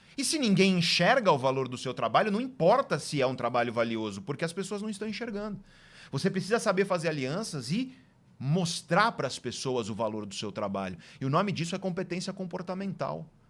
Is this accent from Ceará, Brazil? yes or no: no; Guarujá, São Paulo, Brazil; also born or lived in Santos; eu nasci em Santos e vivi a maior parte da minha juventude na cidade de Guarujá